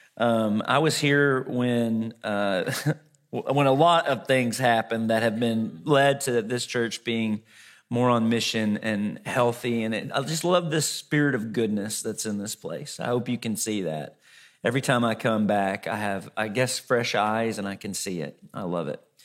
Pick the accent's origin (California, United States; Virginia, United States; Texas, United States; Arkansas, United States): Arkansas, United States; moved away; also born or lived in Fort Worth; Growing up in Arkansas